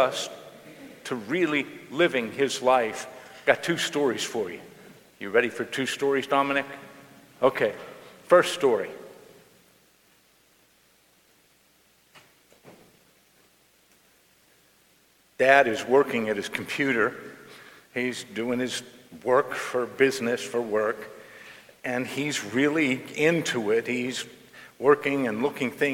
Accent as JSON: {"language": "English", "town": "Johnstown", "region": "Pennsylvania", "country": "United States", "tie": "born or raised there", "said": "I grew up in the Cambria City section of Johnstown"}